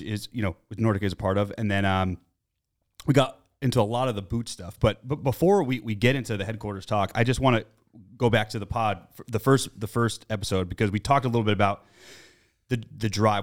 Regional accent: United States; I'm American

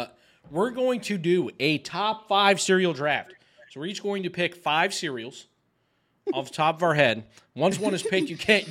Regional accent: New York, United States; So we're all from New York

